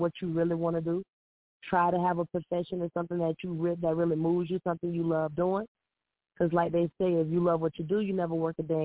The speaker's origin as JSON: {"language": "English", "town": "St. Petersburg", "region": "Florida", "country": "United States", "lives_now": "Clearwater, United States", "said": "I'm calling in from Clearwater, Florida, but it's St. Pete, South St. Pete, Florida all day."}